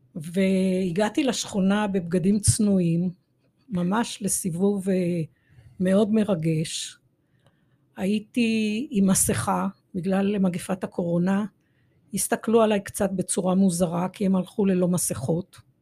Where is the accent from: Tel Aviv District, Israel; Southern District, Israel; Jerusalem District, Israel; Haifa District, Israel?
Jerusalem District, Israel; Jerusalem; אני דור שלישי בירושלים, נולדתי בשכונת מקור ברוך, וגרתי ו... אה, שם למעשה כל אה, ילדותי עד גיל 18